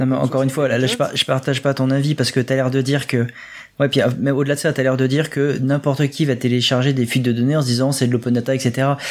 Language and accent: French; France; nous sommes français